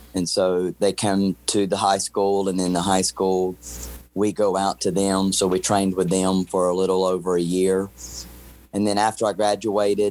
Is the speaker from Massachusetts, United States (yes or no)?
no; North Carolina, United States; moved away as an adult; also born or lived in Springfield, Missouri / Houston, Texas / Missouri City, Texas; now in Fort Bend County, Texas, United States; I was born and raised in North Carolina.